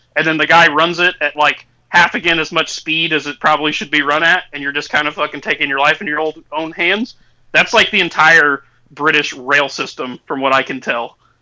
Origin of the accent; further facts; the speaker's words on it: Indiana, United States; I'm from Indiana